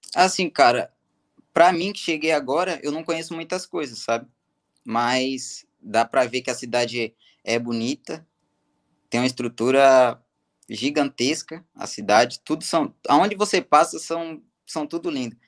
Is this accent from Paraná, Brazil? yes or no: no; Ibicaraí, Bahia, Brazil; moved away; also born or lived in Poções, Bahia; Eu nasci em poções, só que fui criado em Ibicaraí, Bahia